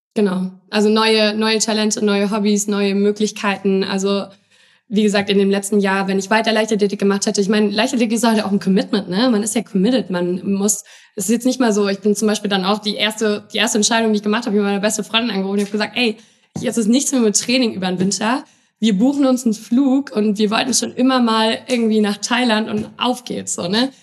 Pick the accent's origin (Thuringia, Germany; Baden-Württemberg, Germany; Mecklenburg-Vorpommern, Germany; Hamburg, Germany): Thuringia, Germany; Jena; ich komme aus Jena, so, das ist so eine kleine Bubble, alles dort.